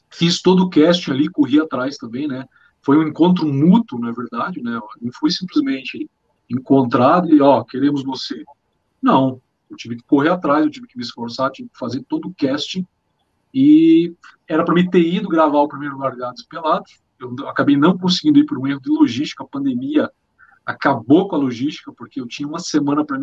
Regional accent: Pato Branco, Paraná, Brazil; also born or lived in Amazon; Eu sou de Pato Branco, vivi muito tempo na Amazônia, servi o Exército Brasileiro, sou piloto de avião

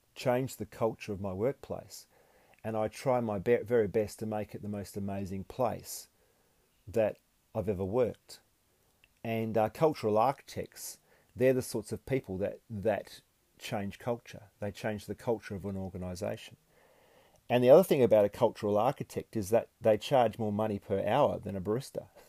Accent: Perth, Western Australia, Australia; also born or lived in Gold Coast; When I moved back to Perth from the Gold Coast

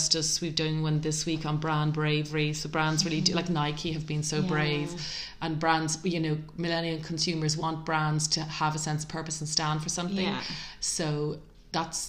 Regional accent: Dublin, Leinster, Ireland; as a teenager growing up in Ireland in the 80s

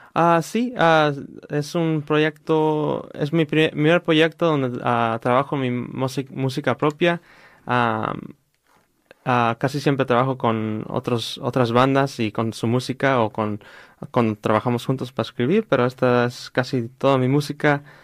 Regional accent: Riverside, California, United States; creciendo aquí en Riverside y en uh, California

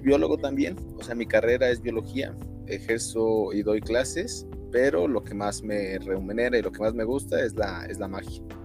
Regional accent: Mexico City, Mexico; Yo soy de aquí Ciudad de México. Mm, eh, toda mi vida he estado en Ciudad de México.

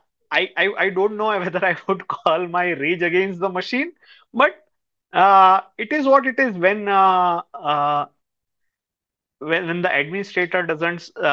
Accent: Ahmedabad, Gujarat, India; moved away; I am from Ahmedabad.

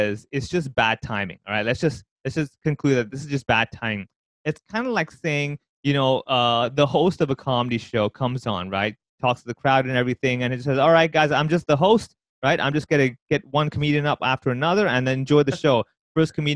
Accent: Hong Kong

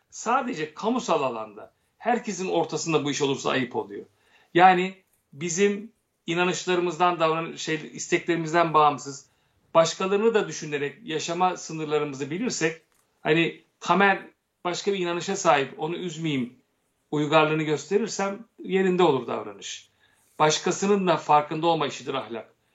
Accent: Turkey; Ben Türk'üm. Önce Ermeni diyeceğim ben.

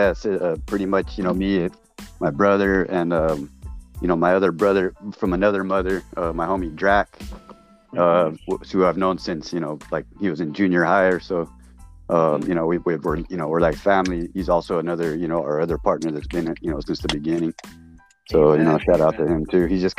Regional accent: Torrance, California, United States; born there; I was born in South Bay, Torrance, California.

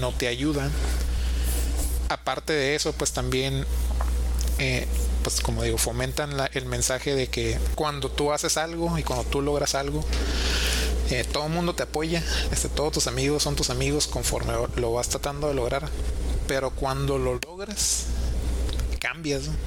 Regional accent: Mexico; como mexicanos tenemos

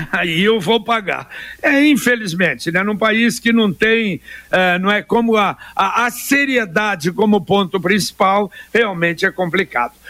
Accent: Londrina, Paraná, Brazil; born there; Ô JB, eu nasci em Londrina em 1959 ali onde era o hospital, ali na Rua Lagoas, esquina com Pernambuco.

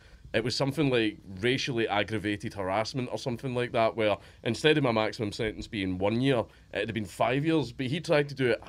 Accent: Coatbridge, Scotland, United Kingdom; I grew up in Coatbridge.

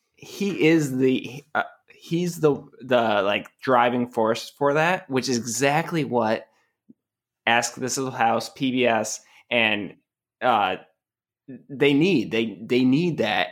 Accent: New England, United States; moved away; I'm from New England

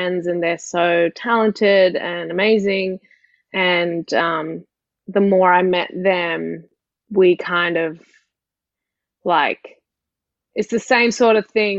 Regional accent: Sydney, New South Wales, Australia; I grew up in Sydney

